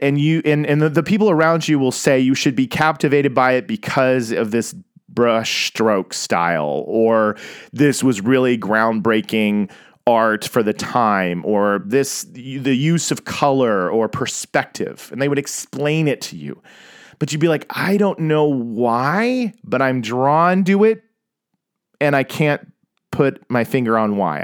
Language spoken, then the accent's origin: English; Tulsa, Oklahoma, United States; I grew up in Tulsa, Oklahoma